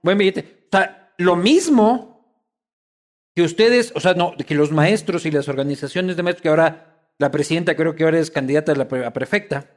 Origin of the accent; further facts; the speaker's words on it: Quito, Pichincha, Ecuador; yo soy quiteño de mal.